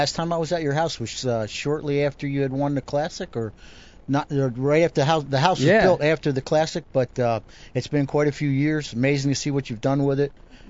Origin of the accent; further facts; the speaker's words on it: New Jersey, United States; Because I was from Jersey, I was getting a lot of questions about you.